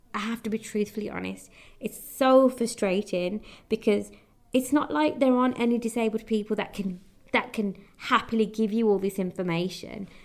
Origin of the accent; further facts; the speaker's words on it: United Kingdom; although my heritage is Indian, I am British, I am born in the UK